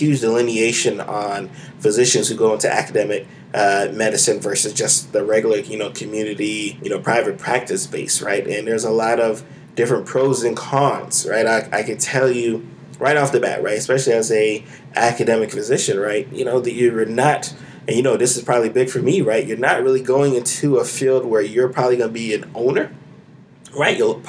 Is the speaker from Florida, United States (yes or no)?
yes; Florida, United States; you're born and raised in Florida